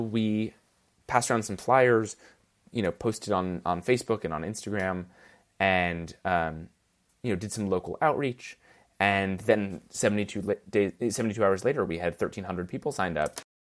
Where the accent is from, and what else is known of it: New York, United States; born or raised there